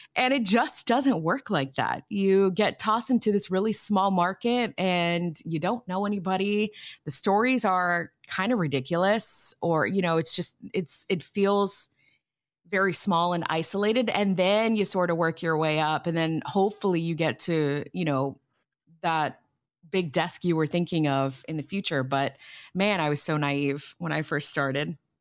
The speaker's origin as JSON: {"language": "English", "town": "Miami", "region": "Florida", "country": "United States", "tie": "born or raised there", "moved": "as an adult", "lives_now": "New York City, United States", "said": "I grew up in Miami, Florida"}